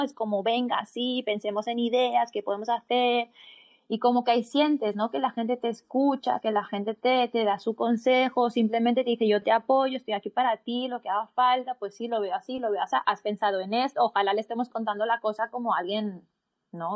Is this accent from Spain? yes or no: yes; Barcelona, Catalonia, Spain; coach de bienestar, y soy de Barcelona, España